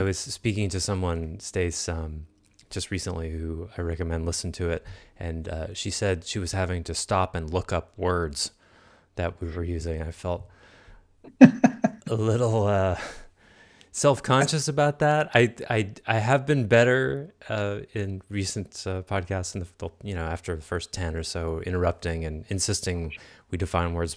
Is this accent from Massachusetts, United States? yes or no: yes; Concord, Massachusetts, United States; I grew up in Concord, Massachusetts, where Thoreau's Pond, Walden Pond was about a mile from where I grew up.